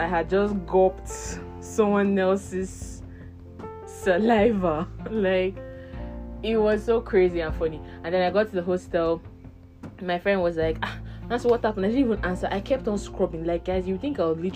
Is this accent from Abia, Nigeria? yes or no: yes; Abia, Nigeria; now in Abuja, Nigeria; I'm from Abia State, Nigeria, and I live in Abuja